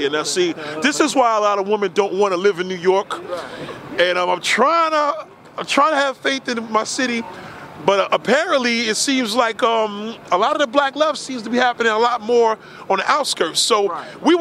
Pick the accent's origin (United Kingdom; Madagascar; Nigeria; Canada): Nigeria; now in Texas, United States; I'm Nigerian too. Okay. Yeah, but I live in Texas.